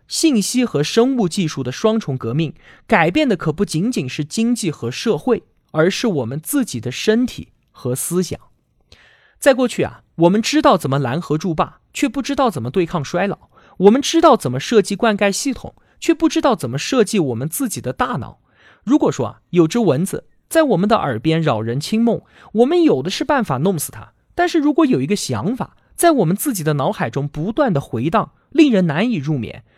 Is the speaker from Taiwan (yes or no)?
no; China; 我们中国人